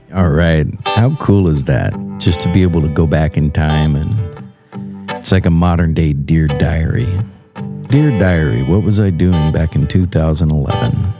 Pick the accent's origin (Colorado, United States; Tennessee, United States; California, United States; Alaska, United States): Alaska, United States; Eagle River; also born or lived in Texas; I am from Alaska. I grew up in Eagle River. I was born down in uh, Texas and moved up here when I was about three years old and never left except to travel